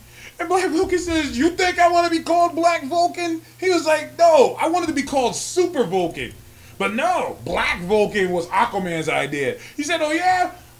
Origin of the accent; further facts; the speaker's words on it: Birmingham, Alabama, United States; I'm black as fuck. I'm African black. I'm from Birmingham, Alabama.